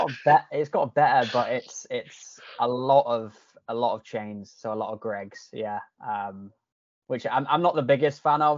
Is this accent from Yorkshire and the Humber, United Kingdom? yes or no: yes; Yorkshire and the Humber, United Kingdom; accent: Yorkshire / Canadian hybrid; now in Canada; a lot of people tell me my accent's kind of like a hybrid now of like Yorkshire / Canadian.